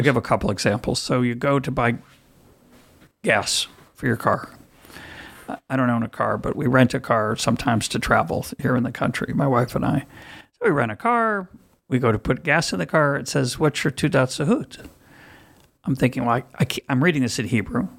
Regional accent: United States; now in Israel; as an American

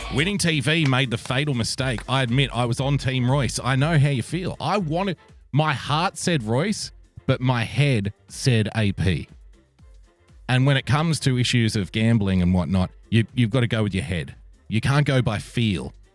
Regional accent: Sydney, New South Wales, Australia; this is my hometown of Sydney, little old Sydney town

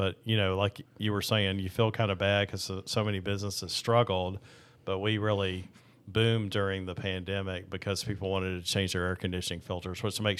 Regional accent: Louisville, Kentucky, United States; I was actually born in Louisville, Kentucky

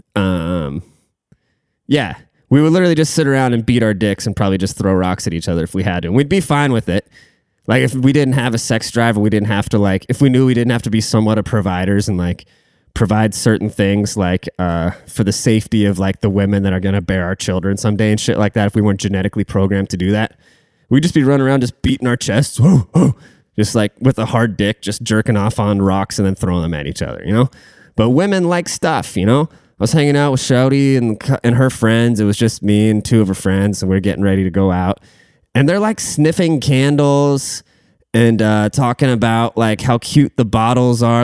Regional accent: Washington, United States; I'm from Washington State

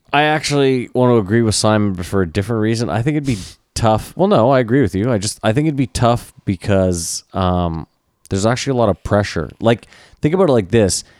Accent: Canada; we're Canadian

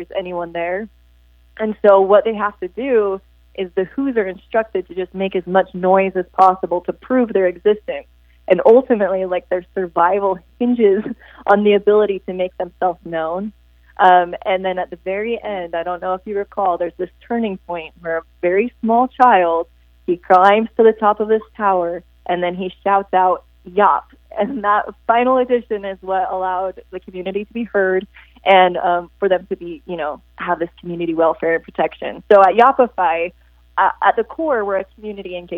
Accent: Utah, United States; also born or lived in California; Jordan Valley Water Conservancy District in Utah, which is where I'm from. So that brought me back to my home state

